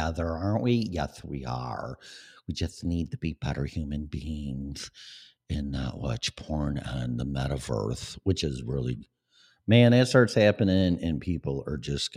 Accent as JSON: {"language": "English", "town": "Chicago", "region": "Illinois", "country": "United States", "tie": "born or raised there", "accent": "Chicago", "said": "my Chicago upbringing in my accent"}